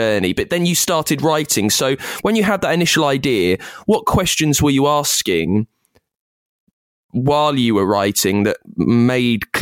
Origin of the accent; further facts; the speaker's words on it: United Kingdom; I'm British